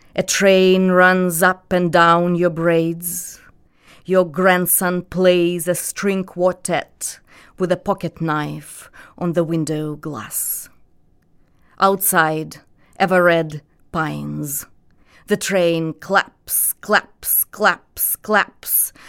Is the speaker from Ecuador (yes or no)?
no; Belarus; first language Russian; English is a second language; moved away as an adult; now in United States; I grew up in a Russian-speaking family, which is very common for, uh, somebody like me born in, um, nineteen eighty-one in the Soviet Union, in a small provincial republic